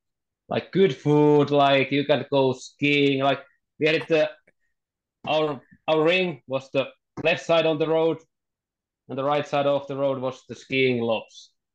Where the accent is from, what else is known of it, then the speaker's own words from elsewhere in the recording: Pori, Satakunta, Finland; English is a second language; I came back to Assat in Pori, my hometown